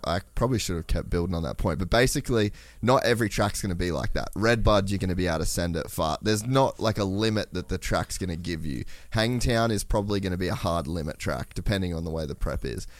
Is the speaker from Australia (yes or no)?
yes; Australia; I'm Australian